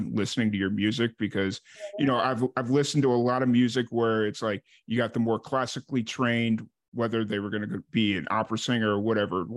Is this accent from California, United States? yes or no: no; Chicago, Illinois, United States; now in Central Texas, United States; I grew up in the South Side of Chicago